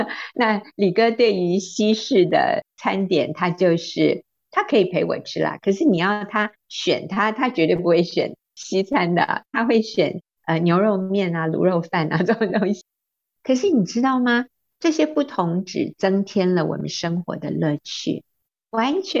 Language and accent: Chinese; United States; moved away as an adult; now in Taiwan; 我在美国长大的，当然最初一段是在台湾，后来国中的时候我们移民到美国去，那我大学毕业还在学园受训，然后我回到台湾之后